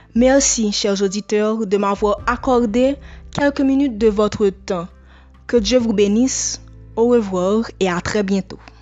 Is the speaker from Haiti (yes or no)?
yes; Haiti; je suis haïtienne